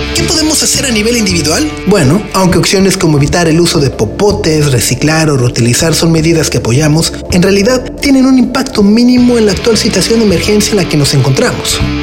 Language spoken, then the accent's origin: Spanish; Mexico